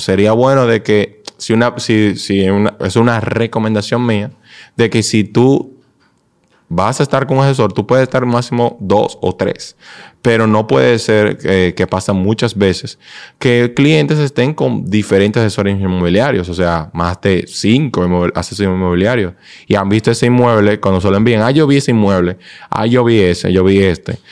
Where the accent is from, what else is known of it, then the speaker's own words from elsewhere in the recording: Dominican Republic; nosotros como dominicanos